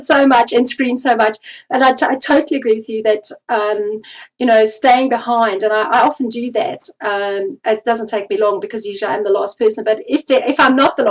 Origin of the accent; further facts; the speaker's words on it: South Africa; I come from South Africa